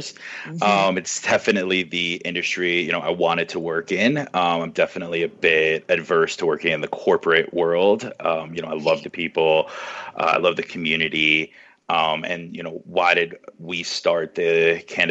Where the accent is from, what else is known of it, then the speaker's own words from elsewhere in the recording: outside of Fort Lauderdale, South Florida, United States; moved away as an adult; now in Denver, United States; I'm originally from South Florida, grew up outside of Fort Lauderdale